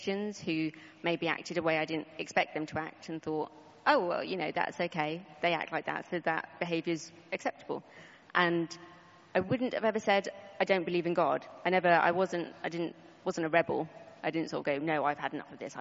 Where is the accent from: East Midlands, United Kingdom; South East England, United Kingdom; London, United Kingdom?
London, United Kingdom; Croydon; also born or lived in Yorkshire; I was born in Yorkshire, and we moved down to Sandstead, Croydon, when I was about 5 years old